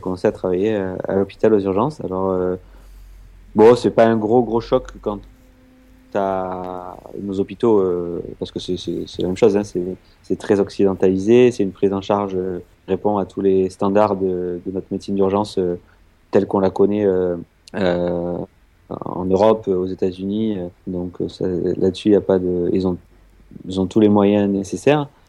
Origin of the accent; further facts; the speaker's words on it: south of France, France; moved away as an adult; also born or lived in Israel; je, viens du sud de la France